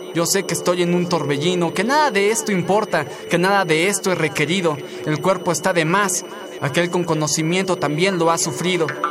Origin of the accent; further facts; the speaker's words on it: Tlalnepantla, State of Mexico, Mexico; tengo 25 años, soy de Tlanepantla, Estado de México